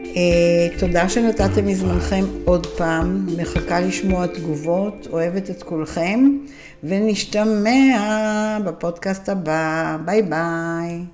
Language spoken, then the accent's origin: Hebrew; Israel; אנחנו ישראלים